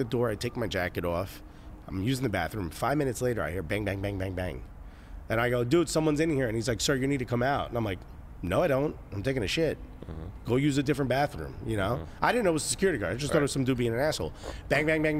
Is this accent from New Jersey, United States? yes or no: yes; Newark, New Jersey, United States; I grew up in Newark